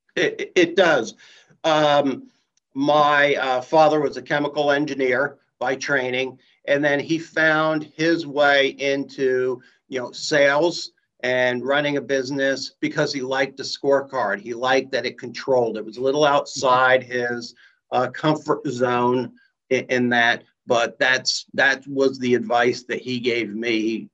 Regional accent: Columbus, Ohio, United States; I'm from Columbus

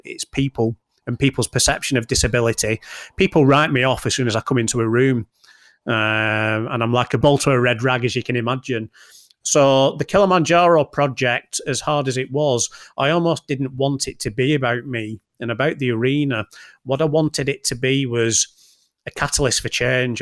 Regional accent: Bolton, North West England, United Kingdom; from Bolton

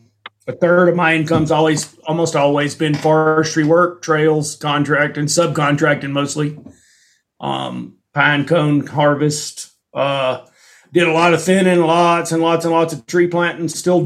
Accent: Montana, United States; moved away as an adult; And I came from Alabama as a tree planter in 1989 to the west, and got a job managing a ranch in the Bitterroot Valley.

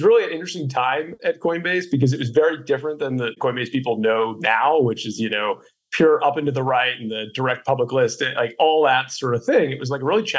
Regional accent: Boston, Massachusetts, United States; being a Bostonian

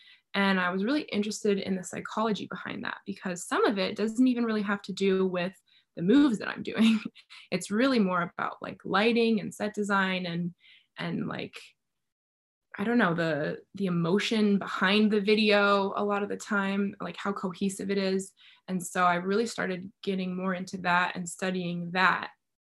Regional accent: Bulgaria; also born or lived in Cuba; I grew up in Bulgaria and Cuba, so we didn't have like Reese's peanut butter cups and stuff like that.

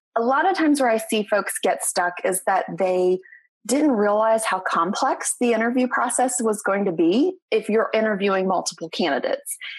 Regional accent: Southern West Virginia, United States; moved away as an adult; now in Northeast Tennessee, United States; I am a West Virginia raised girl, and I am super proud of my home state

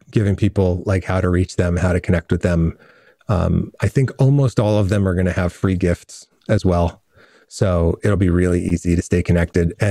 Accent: New Rochelle, New York, United States; born there; My family's from Brooklyn. All my siblings are born in Brooklyn. I was born in New Rochelle and then we moved, you know, out into the country.

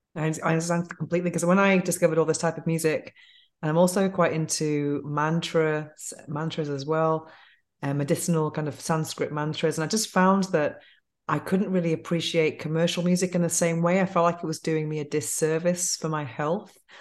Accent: Manchester, North West England, United Kingdom; now in Spain; growing up in England

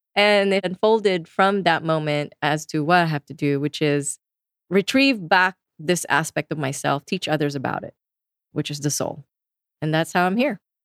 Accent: Philippines; I come from the Philippines, so pretty much the whole country is Catholic. And my family is all staunch Catholics. I sang in choirs growing up

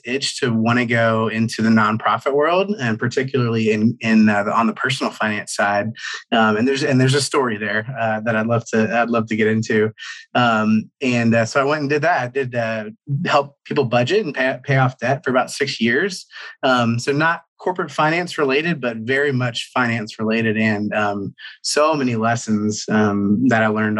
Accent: Cincinnati, Ohio, United States; moved away as an adult; also born or lived in Atlanta, Georgia; I grew up in Ohio, Cincinnati, Ohio

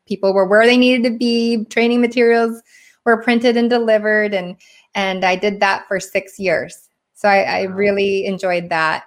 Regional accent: Washington, United States; also born or lived in Seoul, South Korea; now in California, United States; I grew up in Washington State uh, where it's rainy all it's not rainy all the time

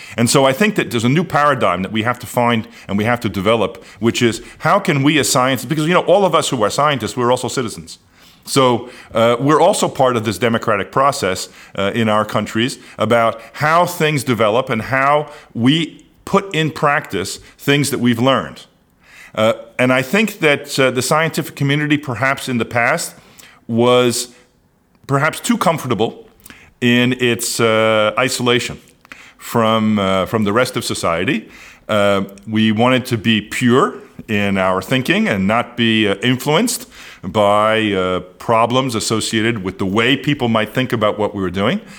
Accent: United States; as an American of Amer, someone of American origin

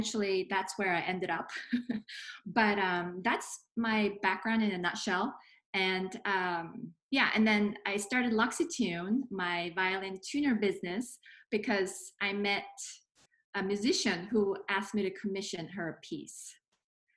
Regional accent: Singapore; moved away; I was an art major in high school, growing up in Singapore

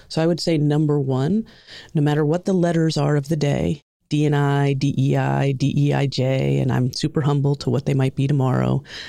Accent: Long Island, New York, United States; accent: New York; I grew up in New York, in Long Island. The accent probably won't come out except for if you hear a couple of different words, but for the most part, the accent just disappeared.

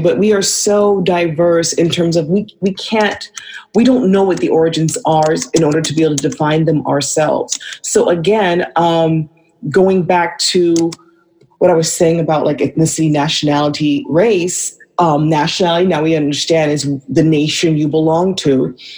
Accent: Vancouver, British Columbia, Canada; moved away as an adult; also born or lived in California / Brooklyn, New York; now in Atlanta, United States; I was born in California, but I was raised in Vancouver.

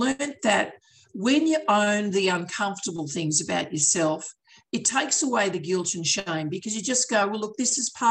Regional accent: Australia; Aussies, we do tend to speak quickly

